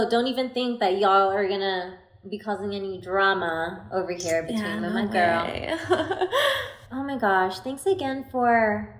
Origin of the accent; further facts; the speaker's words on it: Austin, Texas, United States; We're from Austin, Texas, and we're in Las Vegas